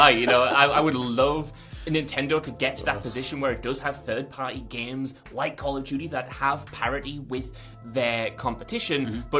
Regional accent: United Kingdom

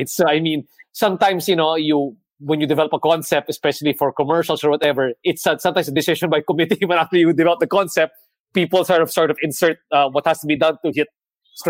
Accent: Philippines; as a Filipino and a member of the creative economy

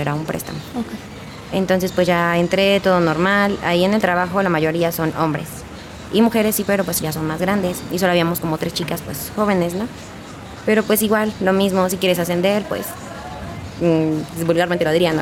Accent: Hidalgo, Mexico; moved away as an adult; Yo no soy de aquí del estado, yo soy de Hidalgo. Tenía toda mi vida viviendo ahí

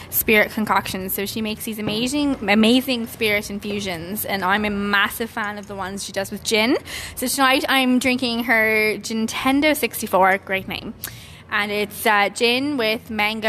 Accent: Canada; born or raised there; moved away as an adult; now in Ireland

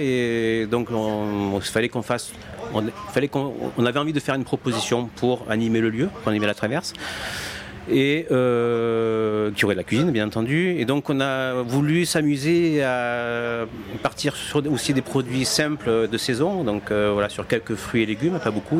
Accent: Martigues, Provence-Alpes-Côte d'Azur, France; je suis pas de Marseille, hein, je suis de Martigues, donc petite ville de province

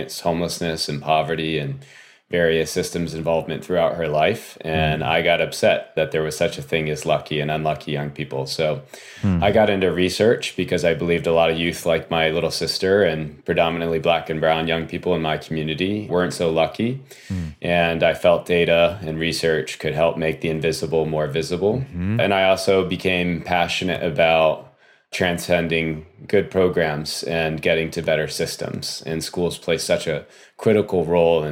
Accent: Florida, United States; I grew up in Florida

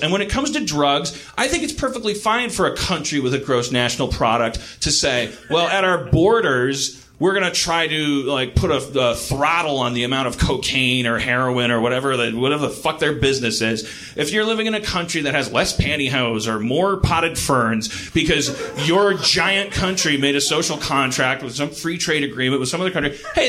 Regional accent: United States; I'm an American

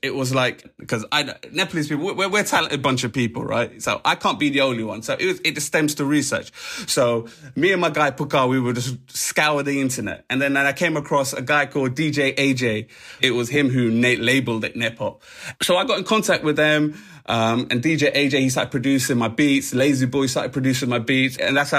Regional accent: Harlesden, London, United Kingdom; when I used to be a garage MC, I used to wear that I was from Harlesden as a badge of honour. Because look, I'm an Asian MC.

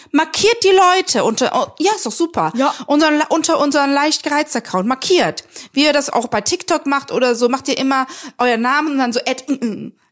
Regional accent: Cologne, North Rhine-Westphalia, Germany; Nur weil ich bin Kölscher Adel.

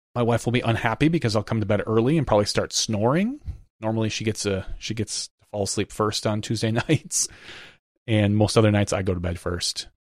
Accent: Fox Cities, Wisconsin, United States; I grew up up in the Fox Cities, which is kind of part of Kakana

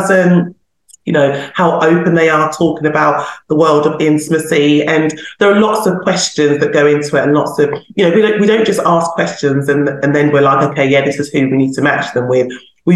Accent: London, United Kingdom; I'm a Londoner

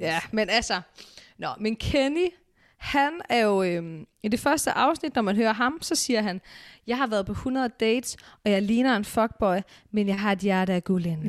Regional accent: Aarhus, Central Denmark Region, Denmark; jeg er fra Aarhus

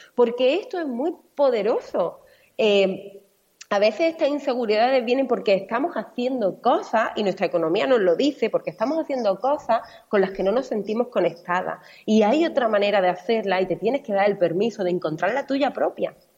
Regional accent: Málaga, Andalusia, Spain; now in Mallorca, Spain; Yo vivo en Mallorca, soy malagueña

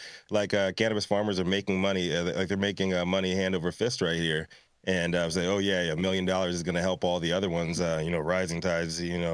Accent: Virginia, United States; I'm from Virginia.

